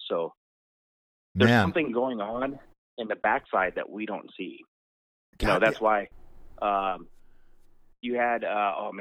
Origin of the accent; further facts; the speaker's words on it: St. Louis, Missouri, United States; now in Tennessee, United States; Originally from St. Louis, but I'm in Tennessee.